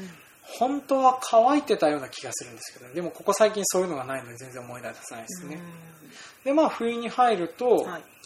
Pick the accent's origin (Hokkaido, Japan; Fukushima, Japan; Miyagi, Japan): Hokkaido, Japan; 僕ら北海道民